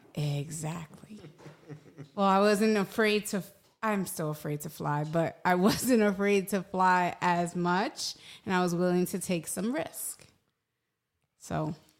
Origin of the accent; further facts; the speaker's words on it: New York City, New York, United States; moved away; I am born and raised in New York City, Hell's Kitchen, New York, three blocks from Times Square